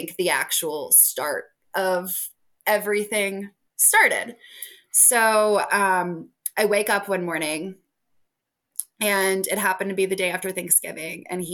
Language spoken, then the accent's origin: English; Richmond, Virginia, United States; moved away as an adult; also born or lived in Missouri / upstate New York; I'm from Richmond